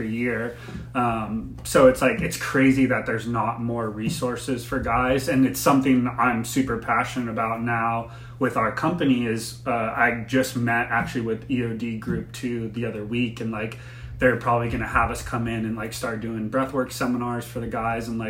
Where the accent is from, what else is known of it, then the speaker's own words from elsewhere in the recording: Florida, United States; moved away; I'm from Florida originally.